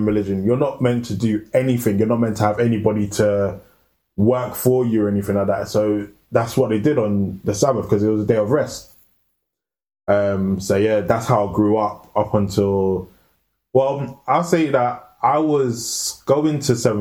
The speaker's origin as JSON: {"language": "English", "region": "London", "country": "United Kingdom", "tie": "born or raised there", "said": "I grew up in Northwest"}